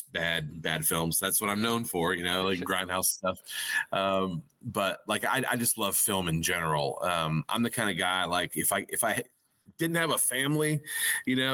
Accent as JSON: {"language": "English", "region": "Arkansas", "country": "United States", "tie": "born or raised there", "said": "growing up in Arkansas"}